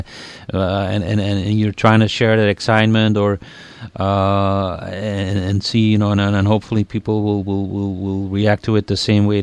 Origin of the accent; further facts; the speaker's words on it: Belgium; moved away; when I was a little kid growing up in Belgium